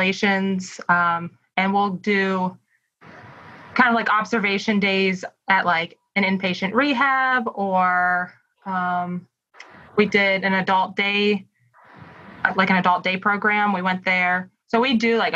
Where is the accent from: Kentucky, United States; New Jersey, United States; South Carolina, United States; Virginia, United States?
Virginia, United States; Timberville; also born or lived in Harrisonburg, Virginia; I grew up, as we kind of mentioned, in Timberville, which is a small town in Shenandoah Valley of Virginia